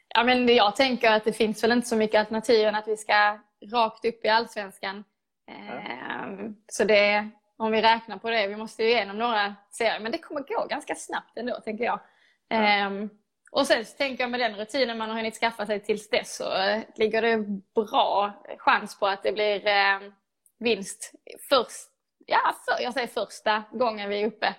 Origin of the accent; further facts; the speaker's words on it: Lomma, Skåne, Sweden; Jag började spela fotboll i GIF Nike, i Lomma, där jag är uppvuxen